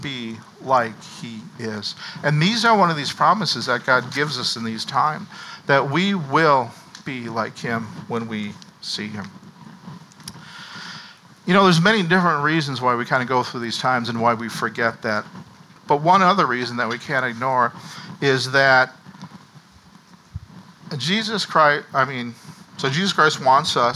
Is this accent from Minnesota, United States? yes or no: yes; Minnesota, United States; growing up in Minnesota